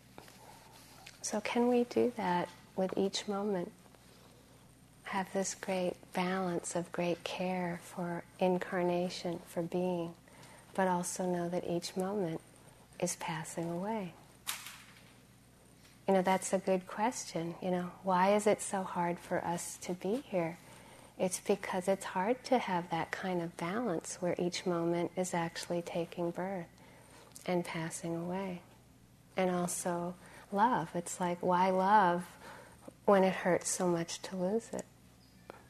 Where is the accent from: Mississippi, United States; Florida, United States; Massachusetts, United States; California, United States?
Massachusetts, United States; And I grew up in Massachusetts